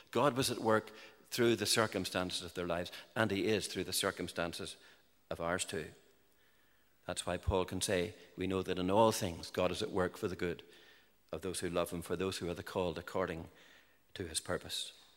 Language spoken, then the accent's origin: English; Larne, Northern Ireland, United Kingdom; I grew up in the in Larne and the County Antrim coast